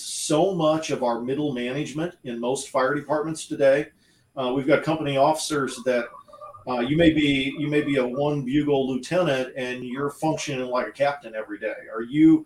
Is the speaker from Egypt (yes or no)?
no; United States; I grew up in the Quad Cities